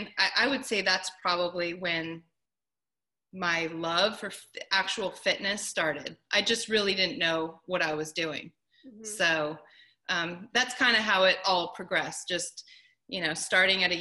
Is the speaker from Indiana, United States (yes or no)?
no; Southern California, United States; I grew up in Southern California.